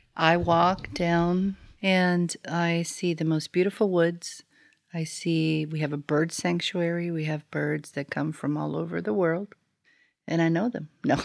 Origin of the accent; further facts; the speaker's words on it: Florida, United States; I'm from Florida, right? So, so I lived there, and I must have been eight or nine, maybe